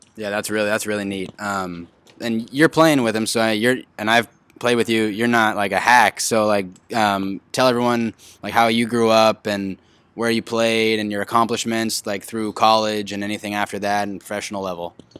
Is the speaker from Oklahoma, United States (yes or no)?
no; Huntington Beach, California, United States; I'm from Huntington Beach, grew up in Huntington Beach, went to Edison High School.